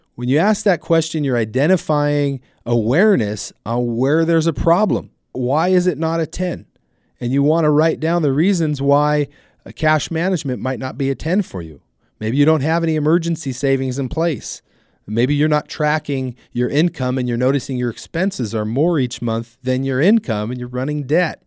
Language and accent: English; Southern California, United States; also born or lived in Ventura, California; I'm born and raised in Southern California. I live in Ventura, California